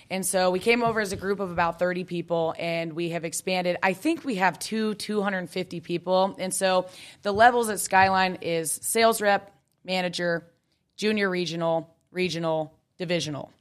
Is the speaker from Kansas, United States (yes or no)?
yes; Kansas, United States; I grew up in Kansas